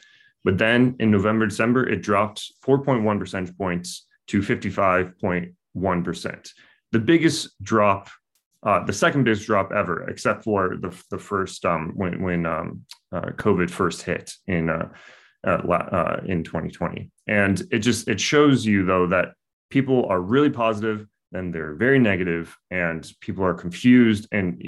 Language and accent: English; United States; now in Australia; as an American living in Australia